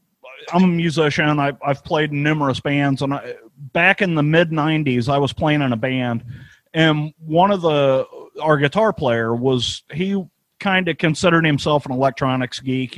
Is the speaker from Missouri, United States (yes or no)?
yes; St. Louis, Missouri, United States; Vincent Price is from my hometown.